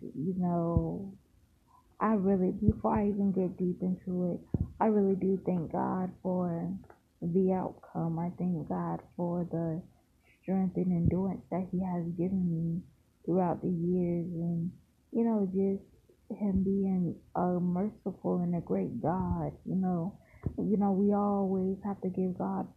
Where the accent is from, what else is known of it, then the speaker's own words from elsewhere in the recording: Largo, Florida, United States; also born or lived in St. Petersburg, Florida; I was born in St. Petersburg, Florida, raised in Largo, Florida